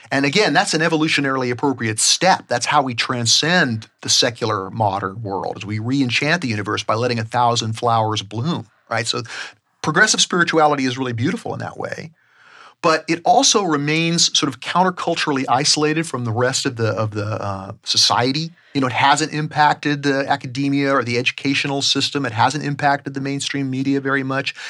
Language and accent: English; Southern California, United States; growing up in Southern California